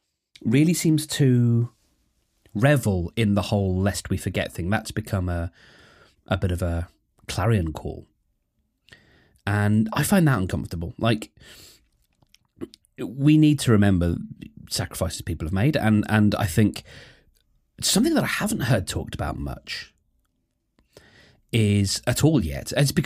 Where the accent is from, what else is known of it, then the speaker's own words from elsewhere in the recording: United Kingdom; I'm not proud of being British, but I sure am grateful for it.